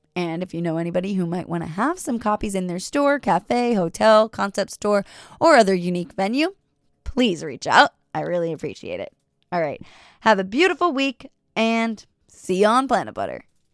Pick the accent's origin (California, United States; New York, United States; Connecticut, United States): New York, United States; I'm from New York